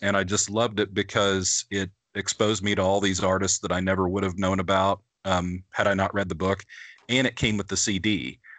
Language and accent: English; Midwest, United States; I was a farm kid growing up in the Midwest as a metalhead